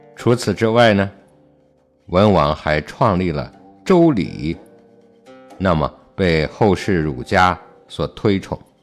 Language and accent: Chinese; China; 身为中国人